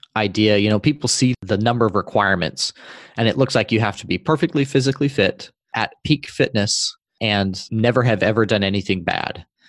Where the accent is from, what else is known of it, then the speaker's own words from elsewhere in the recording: Utah, United States; moved away as an adult; In the state I grew up in Utah